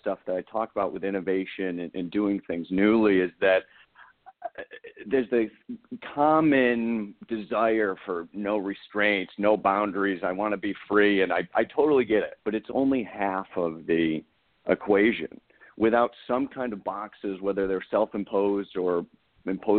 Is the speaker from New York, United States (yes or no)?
yes; Central New York, United States; moved away as an adult; now in Southern California, United States; I'm from Central New York originally, and I've been in Southern California now, God, probably 7-8 years